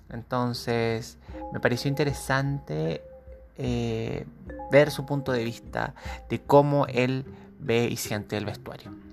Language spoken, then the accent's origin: Spanish; Santiago, Santiago Metropolitan Region, Chile; Y yo soy nacido, criado y deformado en Santiago.